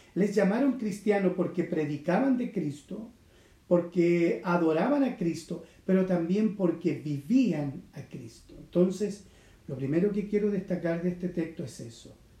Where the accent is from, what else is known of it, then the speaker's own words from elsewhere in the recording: Chile; yo nací en Chile. Y también eso me da a mí una, identidad. Soy un chileno